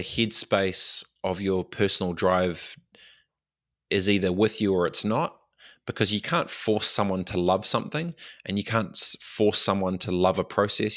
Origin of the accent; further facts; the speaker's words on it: Christchurch, Canterbury, New Zealand; moved away; also born or lived in Dargaville / Fiji; moved back to, um, Christchurch and grew up in Aranui